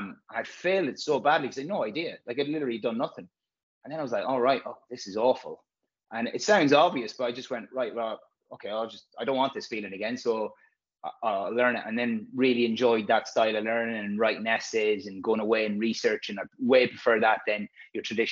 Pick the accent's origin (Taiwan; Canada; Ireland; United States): Ireland; west of Ireland; moved away as an adult; also born or lived in London / Manchester; that's where I'm from, and I've got a big family.